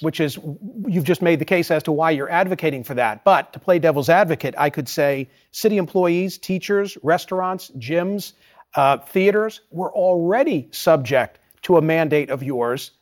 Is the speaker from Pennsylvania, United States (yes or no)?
yes; Philadelphia, Pennsylvania, United States; also born or lived in New York City; I'm from Philadelphia